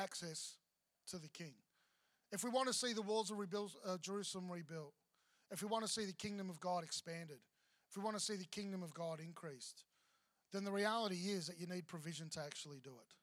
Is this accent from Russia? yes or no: no; Victoria, Australia; now in Queensland, Australia; I grew up in Victoria, so apples, obviously grew up with apples